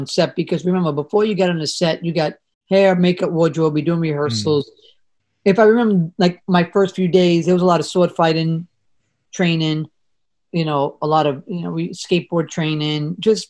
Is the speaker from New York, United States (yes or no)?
yes; New York City, New York, United States; I come from the Bronx, family of seven.